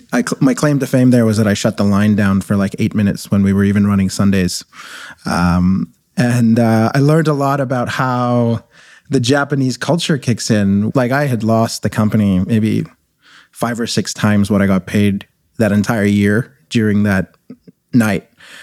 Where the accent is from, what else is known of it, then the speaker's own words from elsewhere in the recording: Kuwait; moved away as an adult; also born or lived in India; now in Canada; I was born in India. I grew up in the Middle East. My family were actually refugees in Desert Storm, and then when we lived in Kuwait. And then I came to Canada as an international student